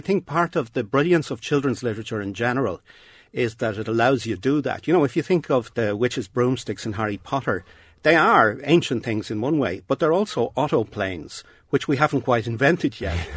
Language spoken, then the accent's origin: English; Dublin, Leinster, Ireland; when I grew up in Dublin